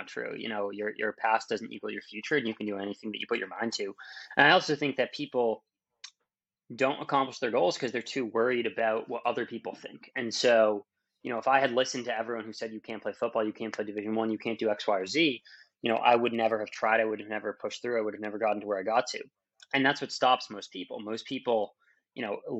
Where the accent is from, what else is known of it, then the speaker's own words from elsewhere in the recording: Massachusetts outside of Boston, United States; born in Massachusetts outside of Boston. You know, normal childhood.